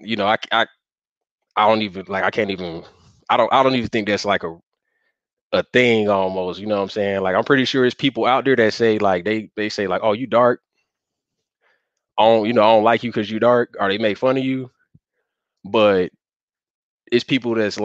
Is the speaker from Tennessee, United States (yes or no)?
no; Atlanta, Georgia, United States; I'm from the South, and I say like with Atlanta and Georgia was where I was mostly at coming up.